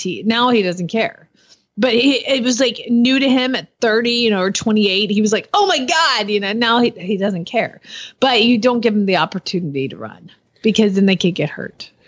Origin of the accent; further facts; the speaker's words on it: Georgia, United States; I live there. So I'm from Georgia.